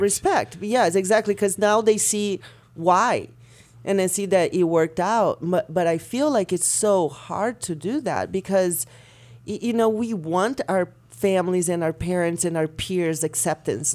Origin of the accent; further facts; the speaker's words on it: Brazil; moved away; Growing up in Brazil